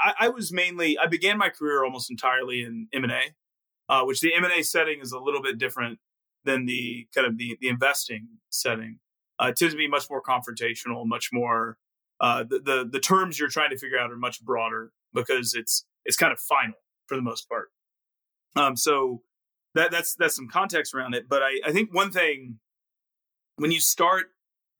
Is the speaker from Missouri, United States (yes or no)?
no; Arkansas, United States; moved away as an adult; also born or lived in Mississippi; I was born in Mississippi, grew up in Arkansas, very much in the South